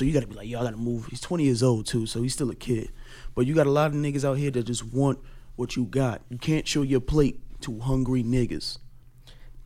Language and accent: English; New York, United States; now in New Jersey, United States; I'm from New York